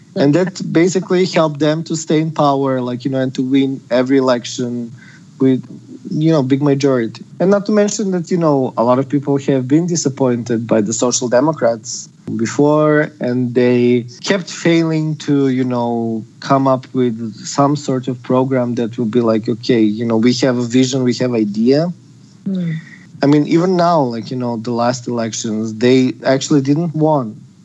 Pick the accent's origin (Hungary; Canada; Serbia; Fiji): Serbia; now in Skopje, North Macedonia; Originally, I'm from Serbia, but my mom is from Macedonia and from Skopje